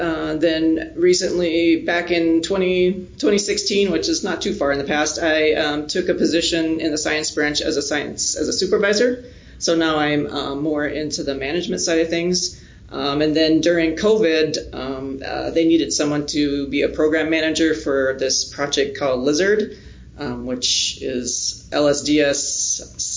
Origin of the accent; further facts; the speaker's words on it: Menno, South Dakota, United States; I am originally from South Dakota, a small town called Menno, just southeast of here